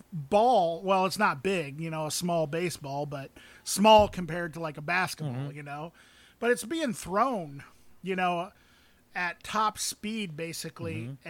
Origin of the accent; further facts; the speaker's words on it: Muscatine, Iowa, United States; I grew up in Muscatine, in the town.